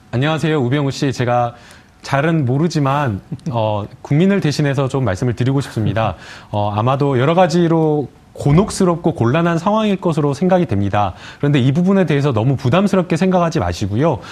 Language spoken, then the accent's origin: Korean; Gwangju, South Korea; 제가 이제 광주 출신이고 광주 법조계를 좀 알기 때문에